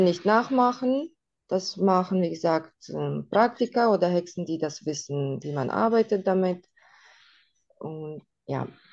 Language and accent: German; Russia; now in Germany; bei uns in Russland